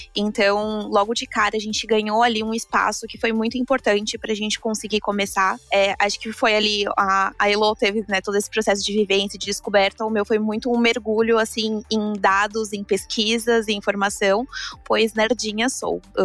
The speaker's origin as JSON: {"language": "Portuguese", "region": "São Paulo", "country": "Brazil", "tie": "born or raised there", "moved": "yes", "lives_now": "Bahia, Brazil", "said": "eu nasci, cresci em São Paulo"}